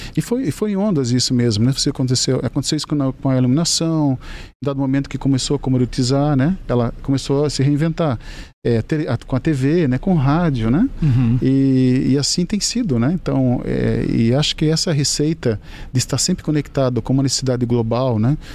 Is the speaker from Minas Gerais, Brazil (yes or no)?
no; Joinville, Santa Catarina, Brazil; ambos somos de Joinville.